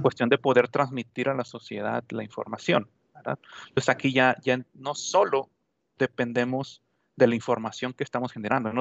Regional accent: Sonora, Mexico; now in Ciudad Juárez, Mexico; yo soy originario de Sonora

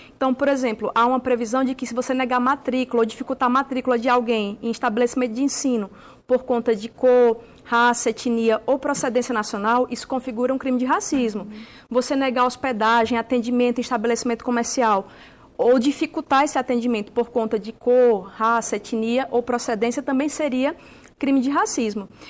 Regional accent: Alagoas, Brazil; moved away; minha família é de Alagoas, né, sou nordestina

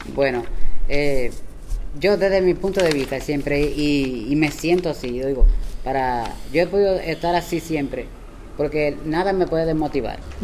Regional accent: Bonao, Monseñor Nouel, Dominican Republic; moved away as an adult; also born or lived in San José de Ocoa; now in Santo Domingo, Dominican Republic; Nací en San José de Ocoa y me crié, como dicen los viejos, en Bonao.

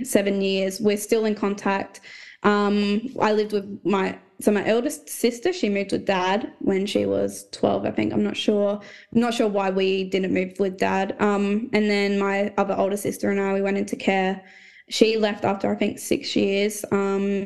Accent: Port Lincoln, South Australia, Australia; born or raised there; also born or lived in Port Pirie / Melrose / Tumby Bay; now in Adelaide, Australia

